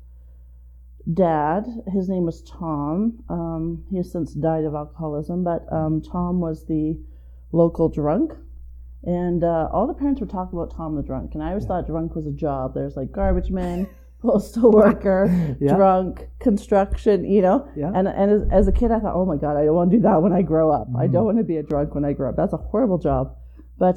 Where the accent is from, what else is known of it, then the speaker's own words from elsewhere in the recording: Calgary, Alberta, Canada; I am a born and raised Calgarian.